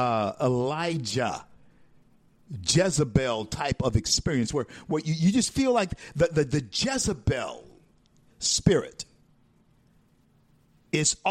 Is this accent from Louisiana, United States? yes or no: yes; Shreveport, Louisiana, United States; growing up in Shreveport, Louisiana in the 60s.